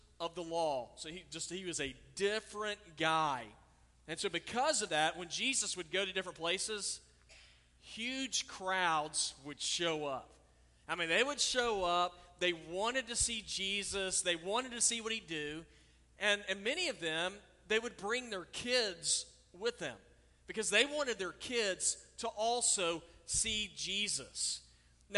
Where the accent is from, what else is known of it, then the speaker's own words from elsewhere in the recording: Oklahoma, United States; now in South Carolina, United States; when I was a kid, I grew up in Oklahoma.